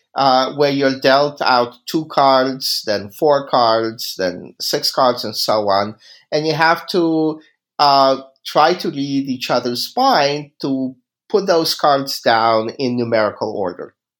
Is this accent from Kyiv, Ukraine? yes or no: yes; Kyiv, Ukraine; moved away; I grew up in Kiev.